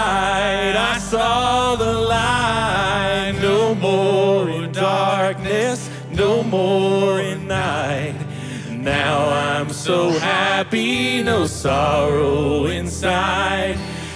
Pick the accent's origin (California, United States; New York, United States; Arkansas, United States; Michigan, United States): Arkansas, United States; Springdale; I don't know if you know this, but I grew up in Springdale, Arkansas. And we have a way of singing and celebrating in Springdale.